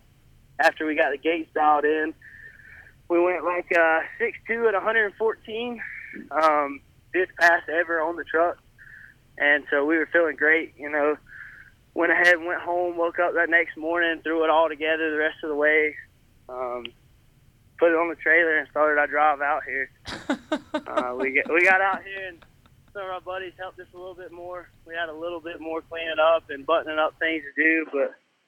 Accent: Gold Hill, North Carolina, United States; Gold Hill, North Carolina.

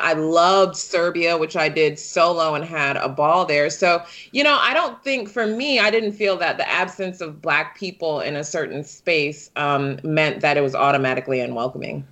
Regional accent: Detroit, Michigan, United States; I was born and raised in Detroit

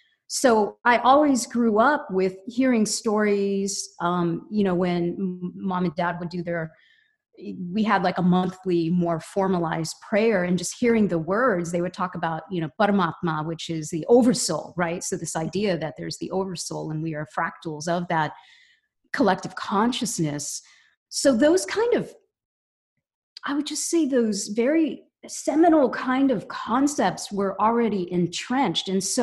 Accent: Cincinnati, Ohio, United States; also born or lived in Bombay, India; In Cincinnati, Ohio. Yeah. Okay. So I grew up there and went to college there.

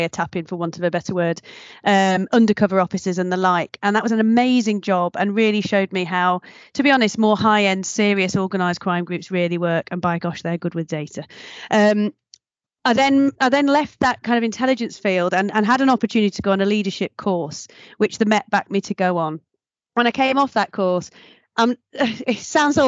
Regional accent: Nottingham, East Midlands, United Kingdom; moved away; I'm originally from Nottingham

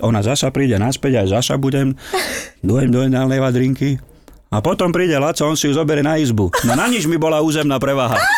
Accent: eastern Slovakia, Slovakia; also born or lived in Záhorská Bystrica, Bratislava; now in Bratislava, Slovakia; u nás na východe

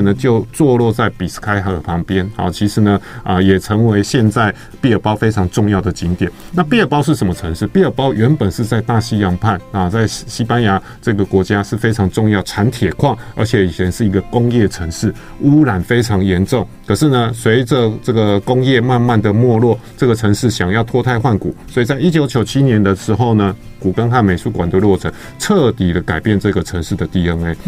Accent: Taiwan; 像我们台湾人也是啊

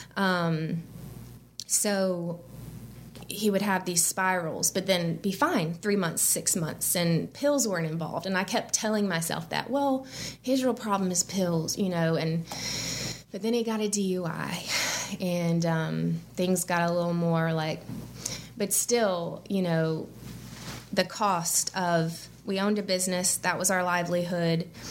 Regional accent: Birmingham, Alabama, United States; moved away as an adult; also born or lived in St. Simons Island, Georgia; I grew up in Birmingham, went to college at Auburn

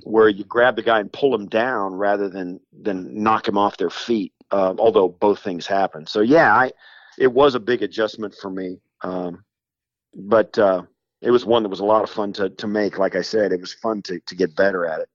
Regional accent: western Kansas, United States; moved away as an adult; also born or lived in Illinois; I grew up in western Kansas and rural Kansas.

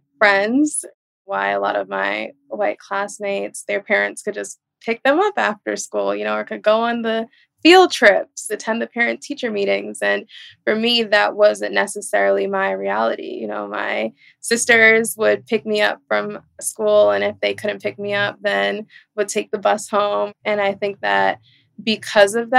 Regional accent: New York City, New York, United States; I was born and raised in Brooklyn, New York, in Flatbush in the 90s and early 2000s

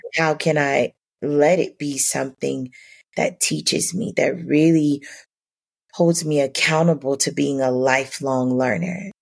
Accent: Miami, Florida, United States; growing up in Miami

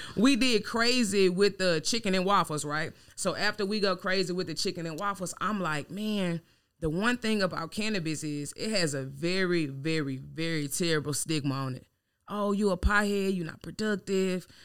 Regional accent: Louisiana, United States; now in Dallas, United States; I'm from Louisiana

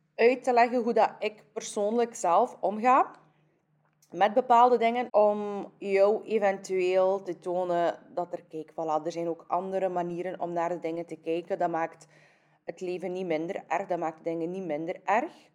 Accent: Kyrgyzstan; now in Belgium; Ik kom van Kyrgyzstan

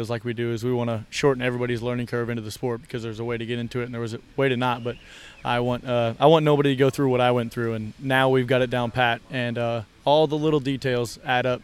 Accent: Kansas City, Missouri, United States; moved away as an adult; also born or lived in Montgomery, Alabama; I grew up in Kansas City, Missouri

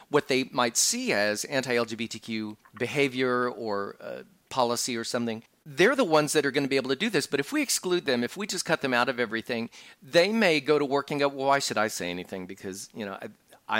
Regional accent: Texas, United States; I grew up in Texas

